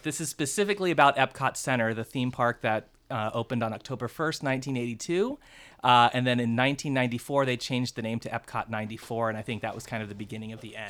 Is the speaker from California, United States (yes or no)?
no; Florida, United States; moved away; I was born in Florida